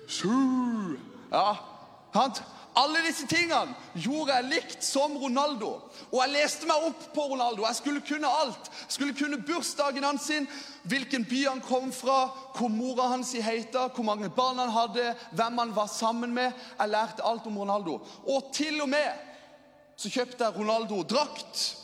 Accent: Lyngdal, Agder, Norway; jeg kommer fra Lyngdal

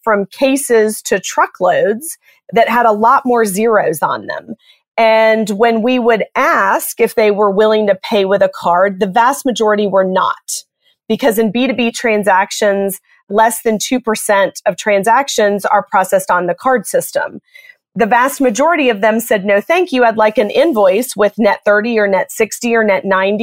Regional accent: Atlanta, Georgia, United States; moved away as an adult; also born or lived in Boston / Chicago / Los Angeles; I grew up in Atlanta, Georgia

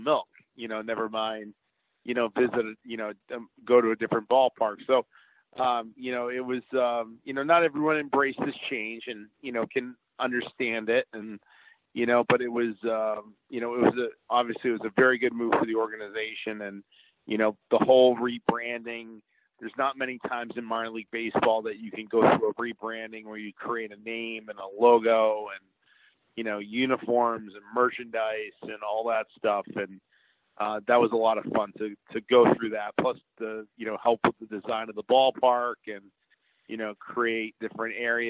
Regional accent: New Hampshire, United States; moved away; I'm originally from New Hampshire

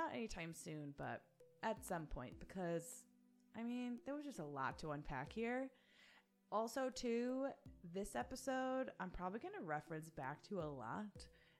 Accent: United States; Being an American

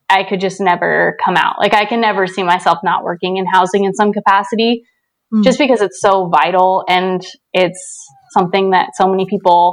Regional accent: St. George, Utah, United States; now in Salt Lake City, United States; I live in Salt Lake City, and I grew up in St. George, Utah. So I've been living in Utah most of my life

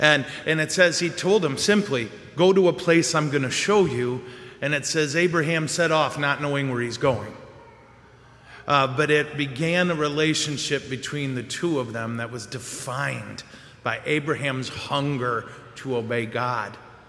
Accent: Montrose, Colorado, United States; if I do the math right, and I'm from Montrose, so it's suspect

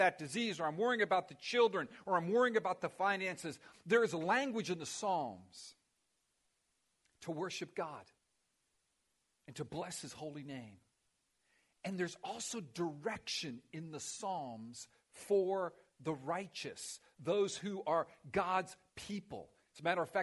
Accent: Miami, Florida, United States; I grew up in Miami.

